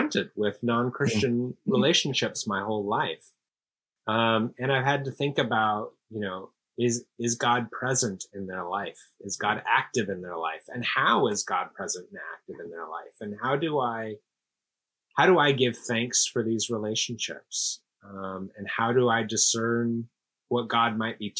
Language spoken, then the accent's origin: English; Seattle, Washington, United States; moved away as an adult; also born or lived in Princeton / New York City / Los Angeles / Amsterdam; now in Houston, United States; I grew up in Seattle, Washington